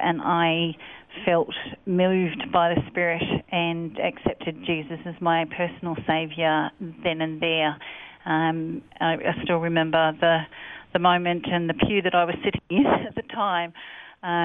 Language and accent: English; Sydney, New South Wales, Australia; I was born in Hornsby Hospital and raised by my parents in Pennant Hills in New South Wales, a suburb